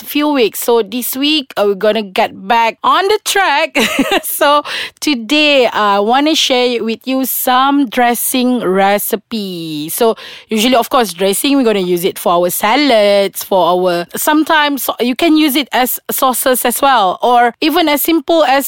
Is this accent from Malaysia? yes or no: yes; Sarawak, Malaysia; I'm from Sarawak